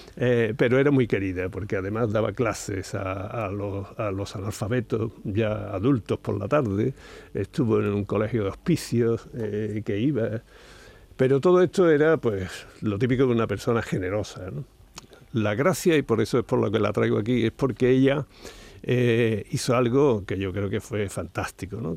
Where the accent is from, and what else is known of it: Andalusia, Spain